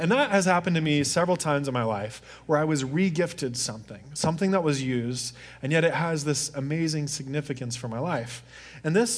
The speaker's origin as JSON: {"language": "English", "region": "Deep South", "country": "United States", "tie": "born or raised there", "said": "I grew up in the Deep South where hunting is a really, really big thing."}